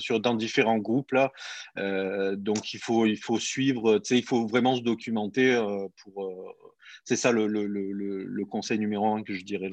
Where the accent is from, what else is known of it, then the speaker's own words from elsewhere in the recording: Montpellier, Occitania, France; moved away as an adult; now in Quebec, Canada; je suis parti de France, je viens de, Montpellier, dans le sud de la France.